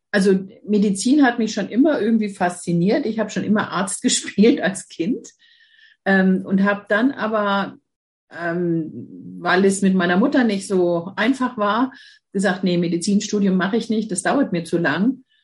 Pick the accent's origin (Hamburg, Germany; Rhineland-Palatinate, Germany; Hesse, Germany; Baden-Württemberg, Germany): Baden-Württemberg, Germany; Mannheim; born there; geboren bin ich in Mannheim, aber ich fühle mich hier im Norden einfach zu